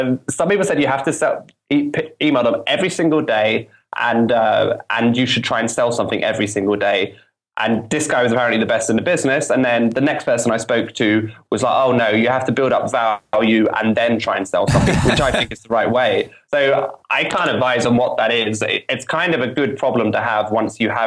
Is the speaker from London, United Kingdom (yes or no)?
yes; London, United Kingdom; my hometown London